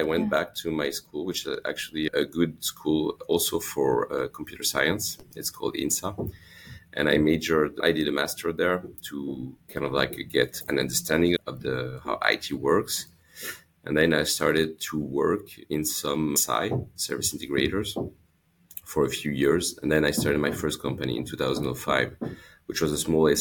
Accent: Lyon, Auvergne-Rhône-Alpes, France; also born or lived in Los Angeles, United States; I grew up in Lyon

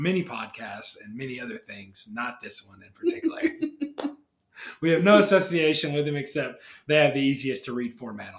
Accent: Alabama, United States; I grew up in Alabama not knowing any Jewish people

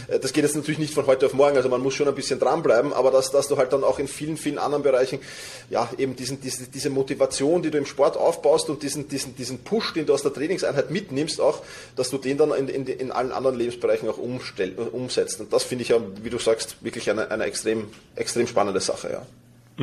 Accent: Vienna, Austria; woher komme ich? Aus Wien.

